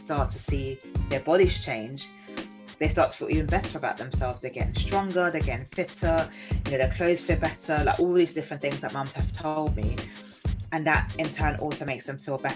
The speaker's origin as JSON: {"language": "English", "country": "Nigeria", "said": "growing up it was very much like, you know, being Nigerian"}